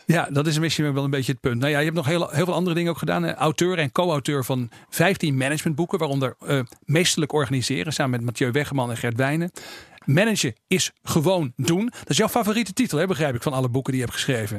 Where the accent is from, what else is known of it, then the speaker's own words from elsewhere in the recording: Groningen, Netherlands; ik kom zelf ook uit Groningen.